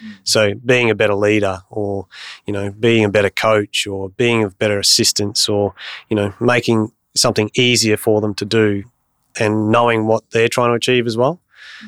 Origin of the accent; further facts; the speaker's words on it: Bundaberg, Queensland, Australia; also born or lived in Bunbury; I grew up in Bundaberg, born in Bunbury.